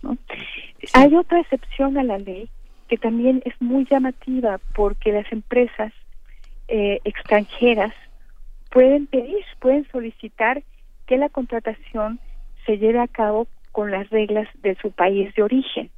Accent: Mexico; nosotros como mexicanos

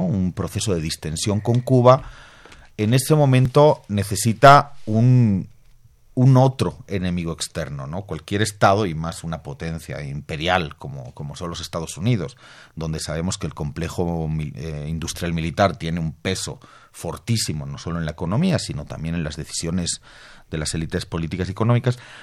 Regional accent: Bolivia; Yo vengo de Bolivia

